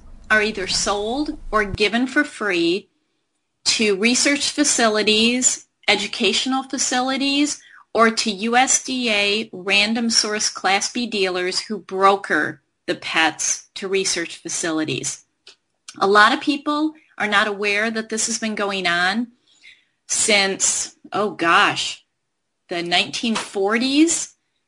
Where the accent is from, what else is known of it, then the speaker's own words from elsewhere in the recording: Michigan, United States; my home state of Michigan